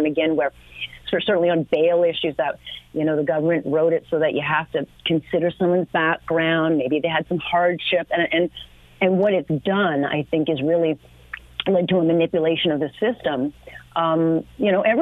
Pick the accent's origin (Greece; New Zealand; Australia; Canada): Canada; Hamilton, Ontario; I grew up in Hamilton